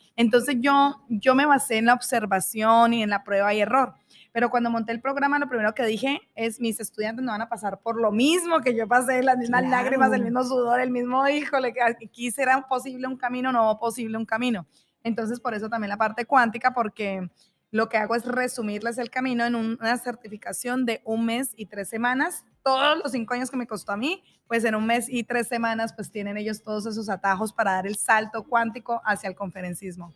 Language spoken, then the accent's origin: Spanish; Colombia; now in Mexico; Yo soy colombiana, vivo en México